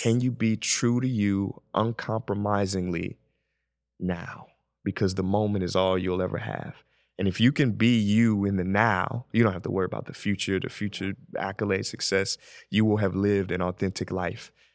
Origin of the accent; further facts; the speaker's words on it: St. Louis, Missouri, United States; I'm from Saint Louis.